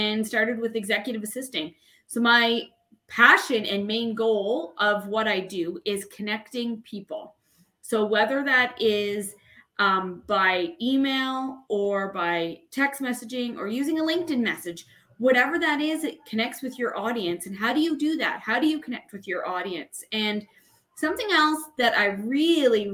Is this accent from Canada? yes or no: yes; Canada; I am from Canada